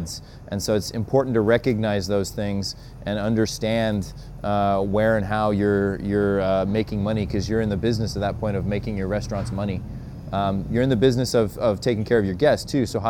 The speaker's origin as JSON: {"language": "English", "region": "Utah", "country": "United States", "said": "I'm also from Utah, so effing is a normal part of my verbiage"}